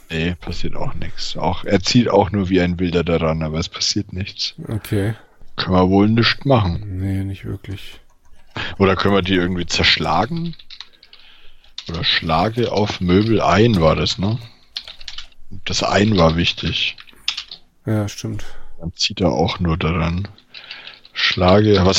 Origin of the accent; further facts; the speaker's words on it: Bayreuth, Bavaria, Germany; Das ist Bayreuther Hell aus meiner Heimatstadt